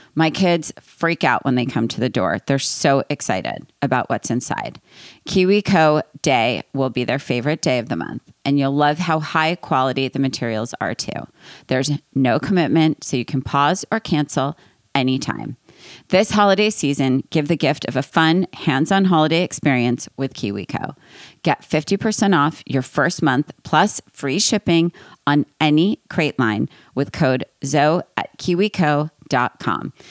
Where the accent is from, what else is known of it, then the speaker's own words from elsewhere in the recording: East Coast, United States; I'm from East Coast